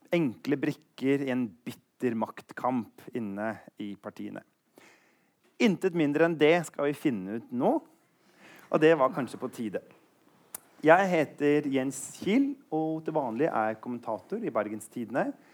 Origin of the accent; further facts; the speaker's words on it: Eastern Norway, Norway; Jeg er på sånn fornavnskjør fordi jeg kommer fra Østlandet